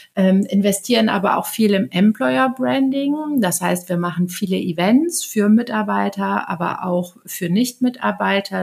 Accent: Aachen, North Rhine-Westphalia, Germany; moved away as an adult; now in Hamburg, Germany; Ich bin vor zehn Jahren nach Hamburg gekommen und komme ursprünglich aus Aachen.

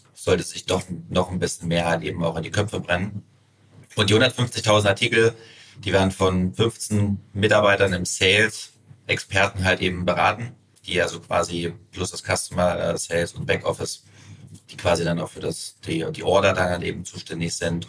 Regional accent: Suhl, Thuringia, Germany; also born or lived in Sebnitz, Saxony / St. Petersburg, Russia / Dresden; in Sebnitz geboren und dann nach zwei Jahren, äh, für drei Jahre nach St. Also nach St. Petersburg und ausgewandert. Und dann irgendwann mit meinen Eltern wieder nach Suhl.

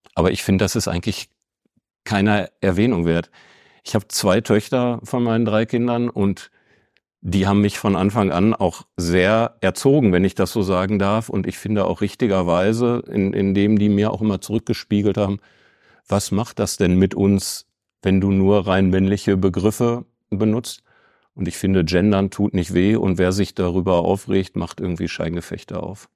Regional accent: Bochum, North Rhine-Westphalia, Germany; moved away as an adult; now in Bielefeld, Germany; Ich bin wirklich sehr stolz auf die Region, aus der ich komme. Und es ist auch nicht der ganze Ruhrpott, sondern es ist wirklich Bochum. Ich bin Bochumer

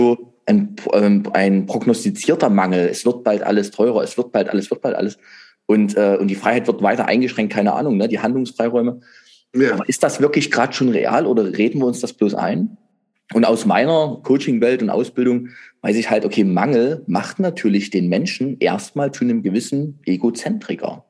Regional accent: Saxony, Germany; bei uns in Sachsen.

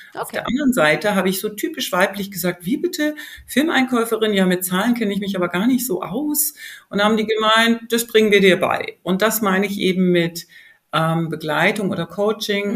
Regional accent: Germany; ich bin ja in Deutschland geboren und aufgewachsen

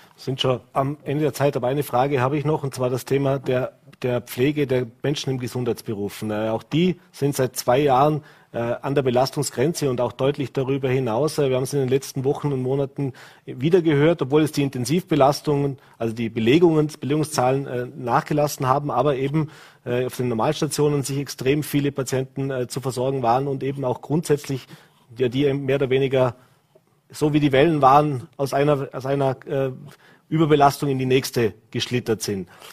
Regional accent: Vorarlberg, Austria; wir in Vorarlberg

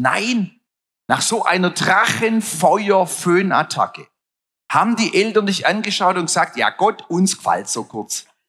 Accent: Stuttgart, Baden-Württemberg, Germany

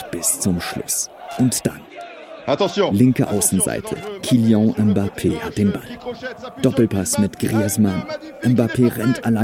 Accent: Munich, Bavaria, Germany; sollte das Spiel in München stattfinden, meiner Geburtsstadt, in der ich noch immer lebe.

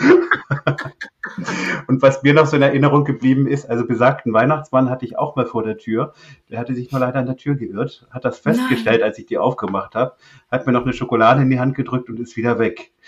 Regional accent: Northern Germany, Germany; als Kind oder als, als Junge in Norddeutschland aufgewachsen bin

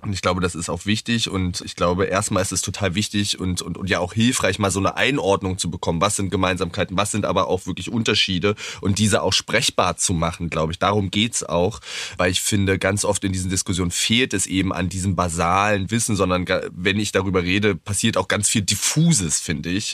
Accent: Wittenberg, Saxony-Anhalt, Germany; ich bin in Wittenberg aufgewachsen, in Sachsen-Anhalt

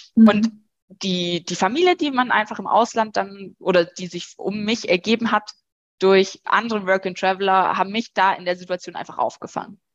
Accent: Germany; bei uns in Deutschland

